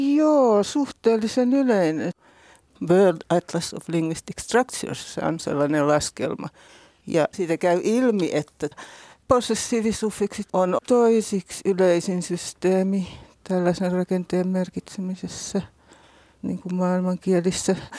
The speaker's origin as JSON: {"language": "Finnish", "region": "Häme", "country": "Finland", "said": "tuolla meillä Hämeessä"}